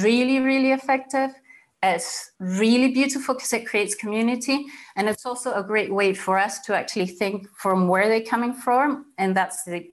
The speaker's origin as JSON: {"language": "English", "country": "Chile", "moved": "as an adult", "lives_now": "Scotland, United Kingdom", "said": "I'm originally from Chile"}